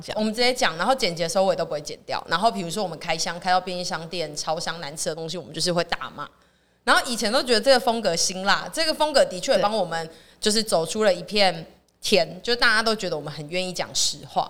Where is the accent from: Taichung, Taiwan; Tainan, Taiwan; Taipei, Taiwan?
Tainan, Taiwan; 但是我是台南人